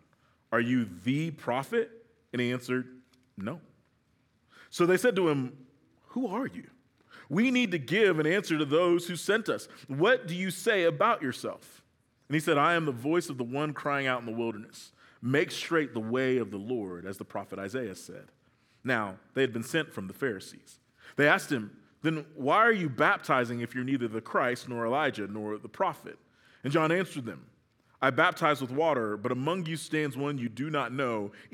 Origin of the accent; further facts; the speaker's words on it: California, United States; So I'm from the South Bay, which is near L.A. proper